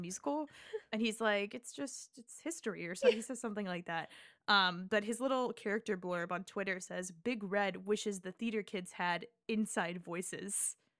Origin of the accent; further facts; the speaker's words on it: Nebraska, United States; I went to, you know, a very, like, suburban, you know, but it was, like, the biggest high school in Nebraska